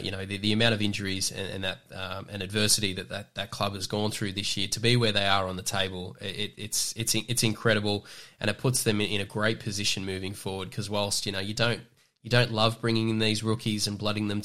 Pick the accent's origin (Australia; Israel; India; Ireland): Australia; Newcastle, New South Wales; I'm from Newcastle in the Hunter